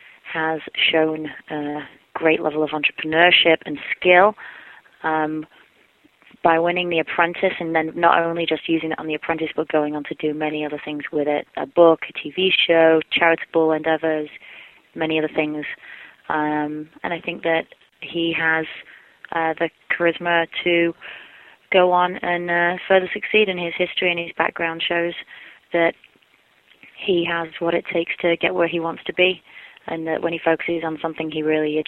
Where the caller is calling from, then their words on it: Los Angeles, California, United States; I'm calling from Los Angeles, California.